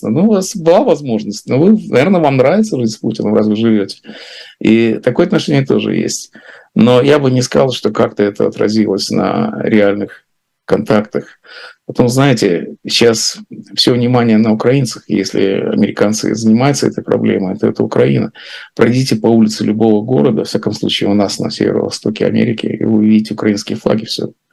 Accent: Latvia; also born or lived in Russia; Но она знает, конечно, что я из России, хотя я сам теперь говорю, что я из Латвии.

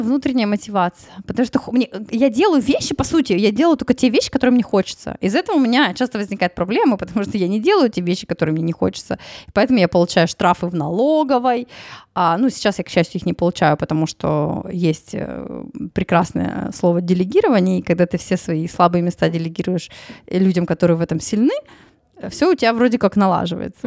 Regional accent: Tyumen, Tyumen Oblast, Russia; я из Тюмени

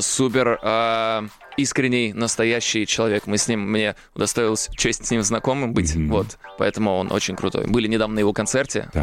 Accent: Almetyevsk, Tatarstan, Russia; с моего родного города Альметьевск

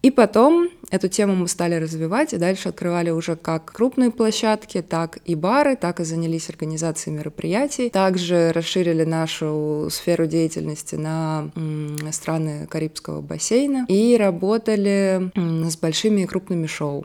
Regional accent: Moscow, Russia; Я изначально из Москвы, соответственно, когда училась в бакалавриате, я жила с родителями

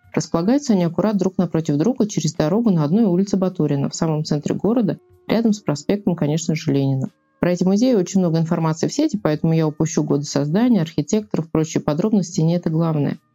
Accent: Ivanovo, Ivanovo Oblast, Russia; по моему родному городу Иваново

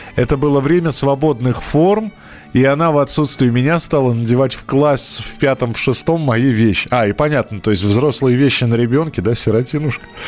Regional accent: Moscow, Russia; я рос в Бескутниково

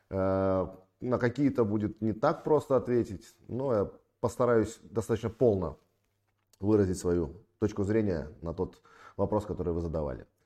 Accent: Sevastopol, Crimea, Ukraine; я родом из Крыма, из города-героя Севастополя. Очень люблю свой город, город, в котором родился.

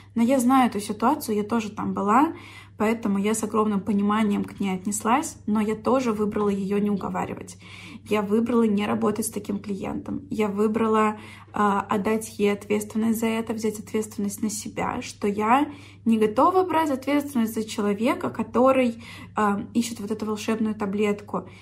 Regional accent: Orsk, Orenburg Oblast, Russia; moved away; в Орск, в мой родной город

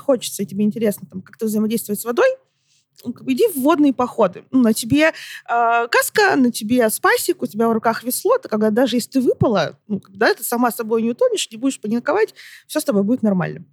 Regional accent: Barnaul, Altai Krai, Russia; я родом из Барнаула

